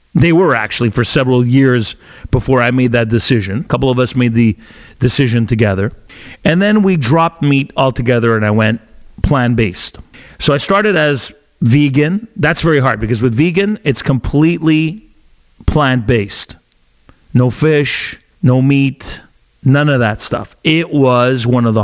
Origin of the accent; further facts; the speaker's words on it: Italy; now in Canada; my home country of Italy